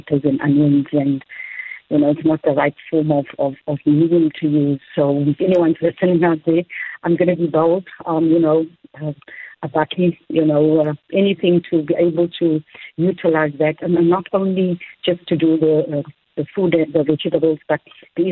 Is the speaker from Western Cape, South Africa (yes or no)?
yes; Cape Town, Western Cape, South Africa; I'm from Nova Park as well. Still live here with my mom